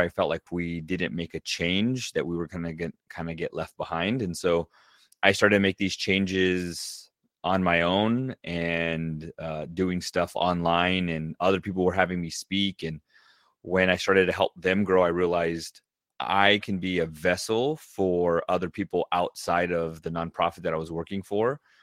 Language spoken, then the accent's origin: English; Southern California, United States; I grew up in Southern California